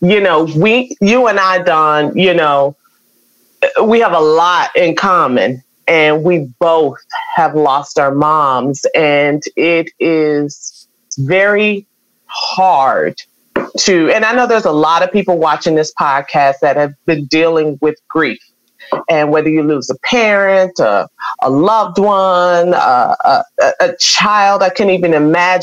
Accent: Chicago, Illinois, United States; moved away; also born or lived in Houston, Texas; I was born in Chicago

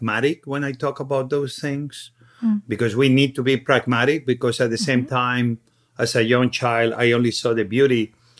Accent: Catalonia, Spain; the little town where I grew up in Catalonia

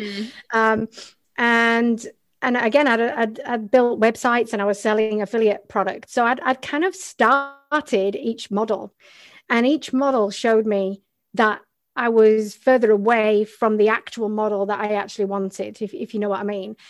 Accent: the north of England, United Kingdom; also born or lived in Australia; now in Montreal, Canada; I'm originally from England, which is, um, I'm from the north of England

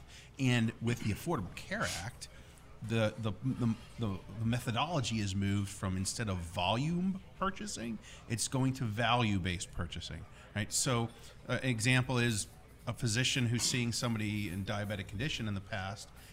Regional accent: United States; moved away as an adult; also born or lived in Pittsburgh / Virginia / Buffalo, New York / New Jersey; I'm from outside New York City

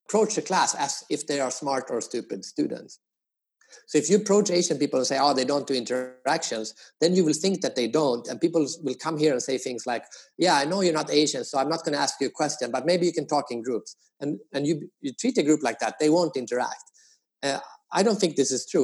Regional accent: Sweden; also born or lived in United States; now in Asia; I am from Sweden. I used to live in the US, but now I've been living in Asia for 15 years

